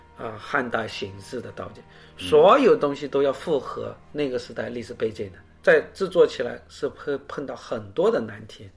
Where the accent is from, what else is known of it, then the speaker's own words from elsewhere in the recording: Longquan, Zhejiang, China; moved away as an adult; 二零零六年才回到我的故乡龙泉